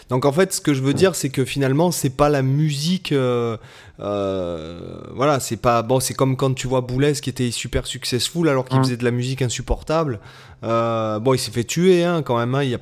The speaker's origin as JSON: {"language": "French", "country": "France", "said": "on est français"}